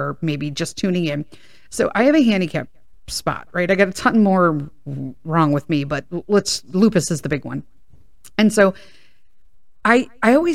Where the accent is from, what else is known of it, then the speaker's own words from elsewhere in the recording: Chicago, Illinois, United States; I grew up in Chicago and went to Chicago Public Schools.